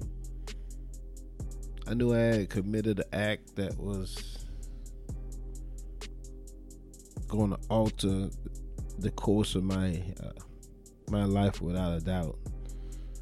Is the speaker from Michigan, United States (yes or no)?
no; Charleston, South Carolina, United States; I'm from Charleston